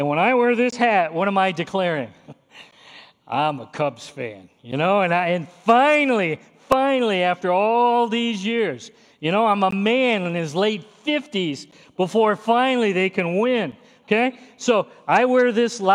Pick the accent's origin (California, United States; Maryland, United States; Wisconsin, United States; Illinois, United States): Illinois, United States; near Chicago; I grew up near Chicago